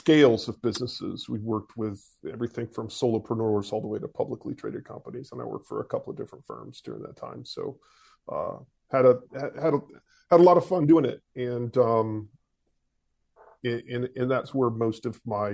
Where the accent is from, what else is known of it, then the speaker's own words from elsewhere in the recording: east coast of Florida, United States; also born or lived in Atlanta, Georgia; I was born in Atlanta, Georgia, moved to east coast of Florida when I was about 3, been here ever since